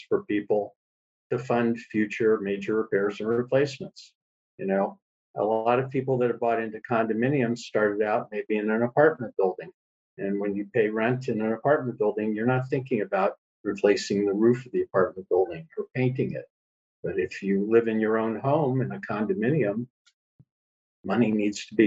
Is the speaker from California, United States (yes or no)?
yes; California, United States; also born or lived in St. Louis, Missouri; now in Hawaii, United States; I was born in St. Louis, Missouri a long time ago, and my father moved our family to California in the early